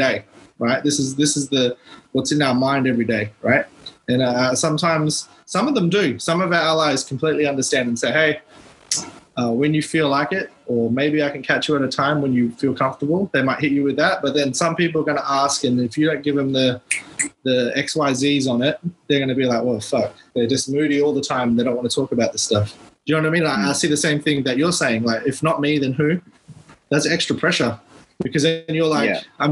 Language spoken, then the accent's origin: English; Tennant Creek, Northern Territory, Australia; moved away; I'm from Tennant Creek